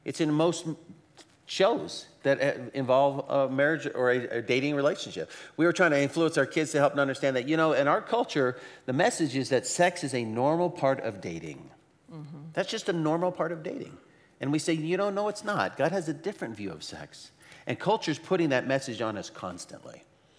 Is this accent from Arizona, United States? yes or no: yes; Arizona, United States; You know, I remember the first time I moved up to the Northwest, I came from Arizona.